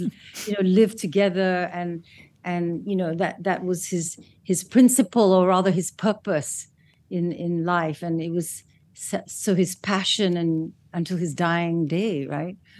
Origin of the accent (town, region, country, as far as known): Malaysia